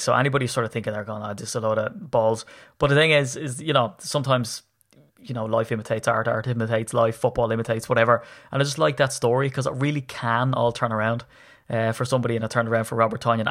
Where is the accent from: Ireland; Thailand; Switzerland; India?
Ireland; I'm Irish